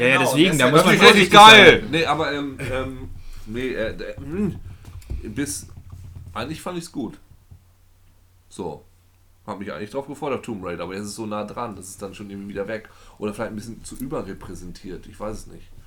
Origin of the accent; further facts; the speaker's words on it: Lower Saxony, Germany; Ich bin ein sehr freudloser Mensch. Ich komme aus Friesland.